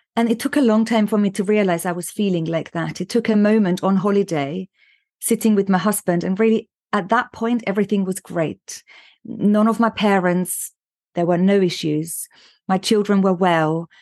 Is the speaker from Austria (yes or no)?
yes; Austria; moved away as an adult; also born or lived in London, United Kingdom; now in United Kingdom; I was born in Austria